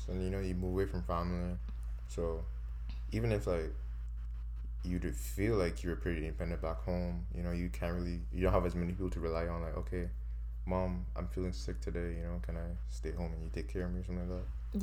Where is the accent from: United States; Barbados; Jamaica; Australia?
Barbados; now in Canada; we're from Barbados.